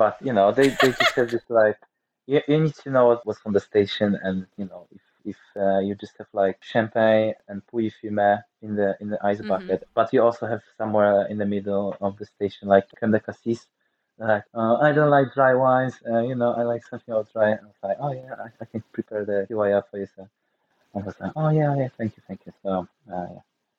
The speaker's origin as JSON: {"language": "English", "town": "Nysa", "region": "Opole Voivodeship", "country": "Poland", "said": "I'm from Poland. Oh, do you have any Polish wines? No, I don't. So when I visit the winery, which is like an hour 30 minutes drive from where I'm originally from"}